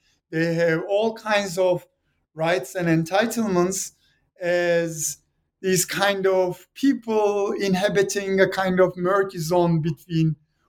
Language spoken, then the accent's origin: English; Turkey; moved away as an adult; now in Los Angeles, United States; I'm from Turkey, and obviously there's a biographical element to this story. I grew up in Turkey in the midst of the Kurdish conflict